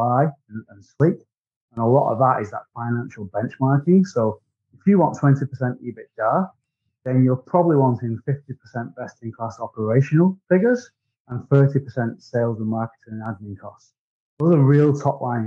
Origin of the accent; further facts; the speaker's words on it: Wigan, North West England, United Kingdom; accent: Wigan; I'm from Great Britain. I'm in a town called Wigan, which is my accent.